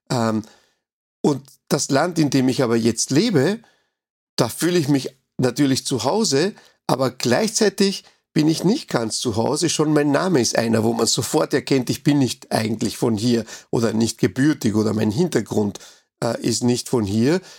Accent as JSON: {"language": "German", "country": "Uruguay", "lives_now": "Austria", "said": "in meinem Heimatland oder in meinem ersten Heimatland Uruguay, da habe ich ja eigentlich nie Steuern gezahlt, ja. Ja, hier in Österreich zahle ich Steuern"}